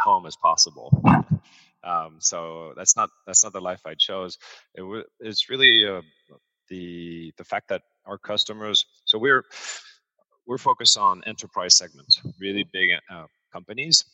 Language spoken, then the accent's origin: English; Paris, Île-de-France, France; also born or lived in New York / London / Singapore; now in Hong Kong; I've got a French mother, American father. I was raised in Paris, and then I lived all over the world, New York, London, Singapore, and Hong Kong